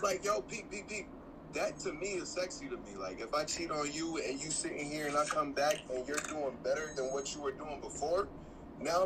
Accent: Jamaica; I'm Jamaican

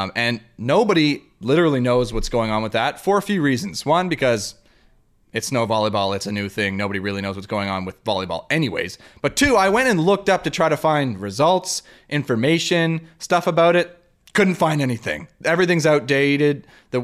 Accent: Canada; We're Canadian

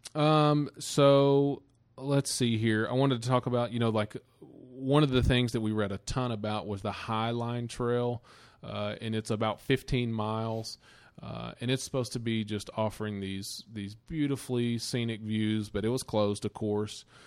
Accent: United States; we're from the Smoky Mountains

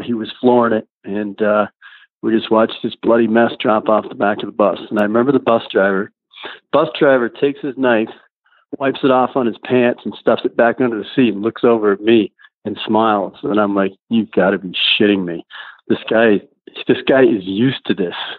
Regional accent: Massachusetts, United States; moved away; I grew up in a uh, fishing family, so I came from Massachusetts

